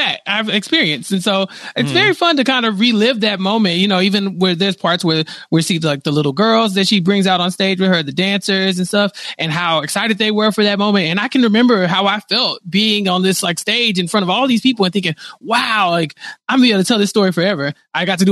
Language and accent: English; Texas, United States; I'm from Texas.